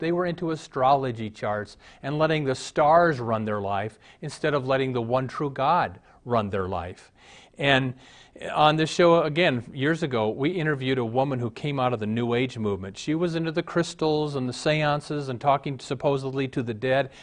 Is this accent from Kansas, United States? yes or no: no; Omaha, Nebraska, United States; I was raised in Omaha